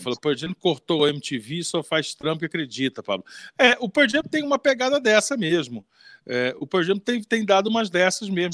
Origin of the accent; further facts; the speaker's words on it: Rio de Janeiro, Brazil; eu sou do Leme, né? Que é colado do Copacabana, primeira rua do Leme